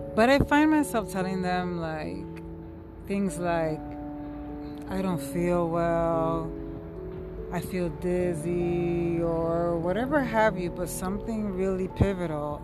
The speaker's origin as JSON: {"language": "English", "town": "New York City", "region": "New York", "country": "United States", "said": "I'm from New York City"}